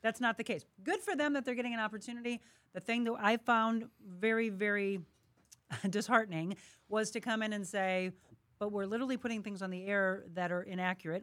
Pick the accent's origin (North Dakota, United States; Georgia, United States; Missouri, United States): Missouri, United States; Florissant; I am from here. I grew up in Florissant. I am a St. Louis girl through and through